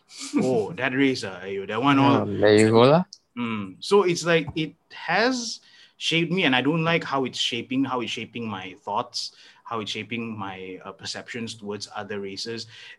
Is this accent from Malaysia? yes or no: yes; Sabah, Malaysia; moved away as an adult; now in West Malaysia, Malaysia; as an East Malaysian who has been in West Malaysia for almost 10 years